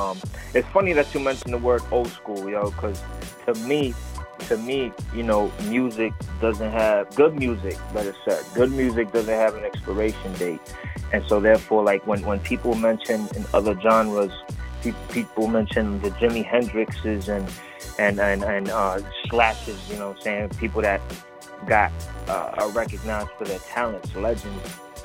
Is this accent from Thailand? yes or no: no; Puerto Rico; born there; also born or lived in Bronx, New York City / Florida; I was actually born in Puerto Rico and relocated, spent some time in the Bronx, New York City, and Florida. You know, I've been a nomad status, man.